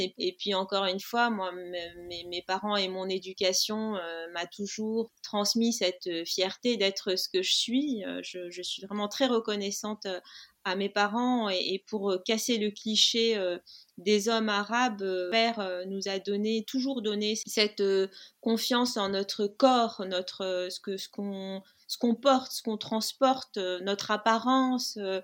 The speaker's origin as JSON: {"language": "French", "town": "Tunis", "country": "Tunisia", "tie": "born or raised there", "also_born_or_lived": "Algiers, Algeria", "moved": "yes", "said": "j'ai grandi dans une, euh, une famille tunisienne"}